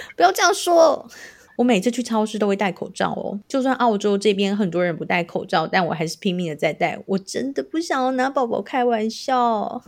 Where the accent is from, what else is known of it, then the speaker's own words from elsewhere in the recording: Tainan, Taiwan; 我是台南人